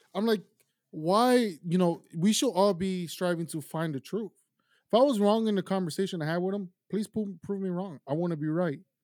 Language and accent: English; Miami, Florida, United States; also born or lived in Tulsa, Oklahoma / Ecuador / South America; I was raised in Miami.